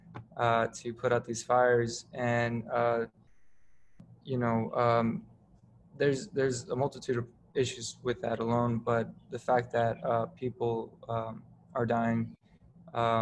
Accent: Southern California, United States; now in New Haven, United States; I grew up in SoCal

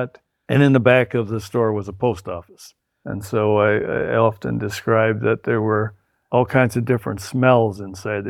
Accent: Irving, New York, United States; also born or lived in Silver Creek, New York; I grew up in Irving, New York, which is a border town of the Cattaraugus Reservation

